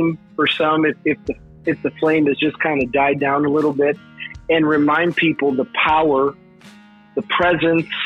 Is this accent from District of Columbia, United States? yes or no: no; Chicago, Illinois, United States; also born or lived in Virginia Beach, United States; now in Tennessee, United States; I am born and raised in Chicago